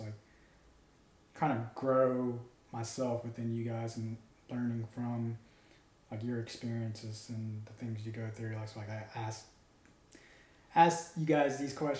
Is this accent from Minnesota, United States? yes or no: no; Mobile, Alabama, United States; I'm a kid from Mobile